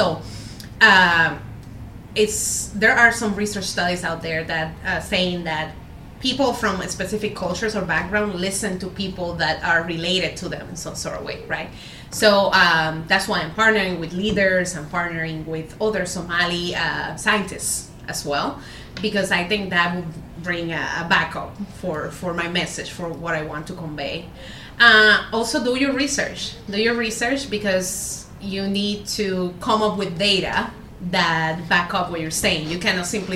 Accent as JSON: {"language": "English", "country": "Puerto Rico", "also_born_or_lived": "Granada, Spain", "moved": "as an adult", "lives_now": "Rochester, United States", "said": "I'm originally from Puerto Rico. I did my undergrad there."}